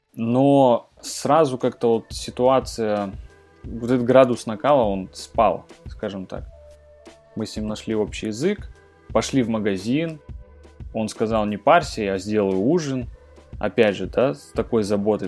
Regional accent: Krasnoyarsk, Krasnoyarsk Krai, Russia; в Красноярске, ну это город, откуда я родом

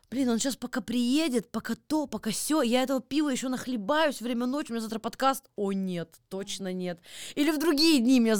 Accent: Chelyabinsk, Chelyabinsk Oblast, Russia; Я из Челябинска.

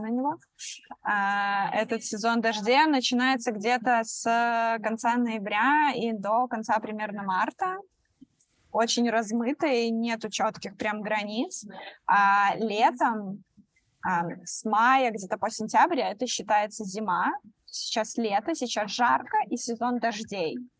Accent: Belarus; moved away as an adult; now in Bali, Indonesia; Я из Беларуси

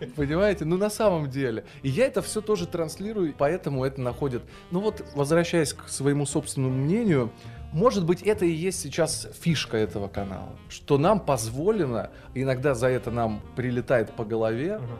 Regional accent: Kharkiv, Kharkiv Oblast, Ukraine; also born or lived in Kyiv; now in Moscow, Russia; Я сам родился вообще на Украине, в городе Харькове

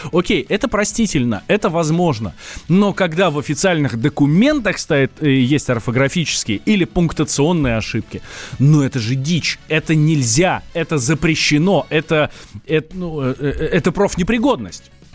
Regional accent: Moscow, Russia; Я русский, вырос в Москве.

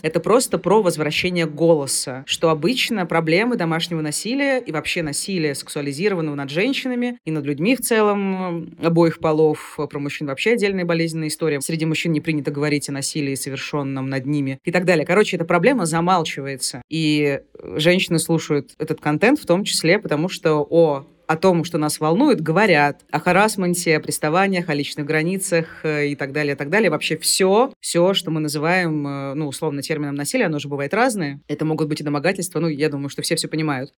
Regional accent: Rostov-on-Don, Rostov Oblast, Russia; Я сама из Ростова-на-Дону

